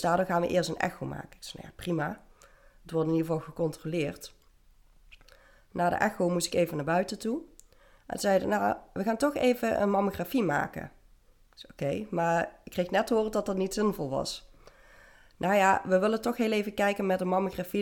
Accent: Venlo, Limburg, Netherlands; ik ben op dit moment 32 en ik kom uit Venlo

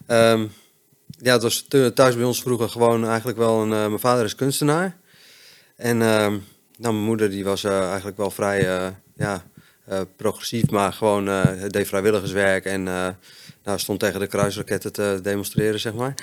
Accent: Friesland, Netherlands; also born or lived in Hoogeveen; ik ben opgegroeid in Friesland

